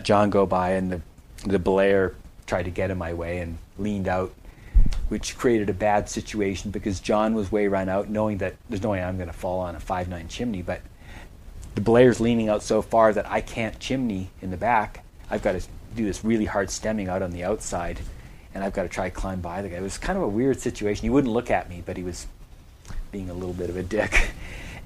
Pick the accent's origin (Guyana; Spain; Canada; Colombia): Canada; being a Canadian